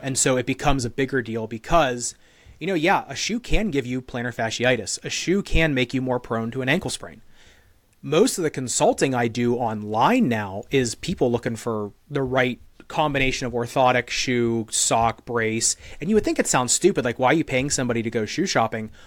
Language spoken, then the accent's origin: English; United States; I'm an American dude